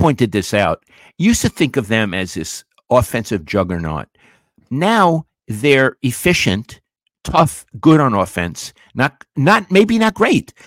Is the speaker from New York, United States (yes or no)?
yes; New York City, New York, United States; moved away; growing up in Brooklyn on Avenue M in my neighborhood